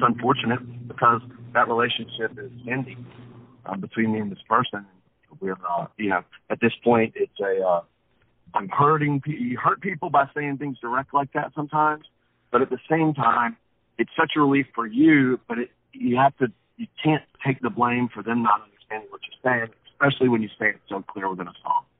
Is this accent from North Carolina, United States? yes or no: yes; Wilmington, North Carolina, United States; also born or lived in Plant City, Florida; I was raised in Wilmington, North Carolina. That's where I'm from